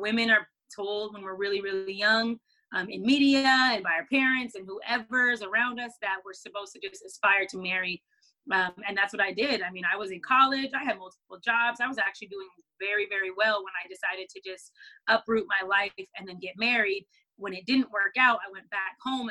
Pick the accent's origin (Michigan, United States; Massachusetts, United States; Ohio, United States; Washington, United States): Washington, United States; Seattle; moved away as an adult; also born or lived in Los Angeles; I'm from Seattle, Washington, or Washington State originally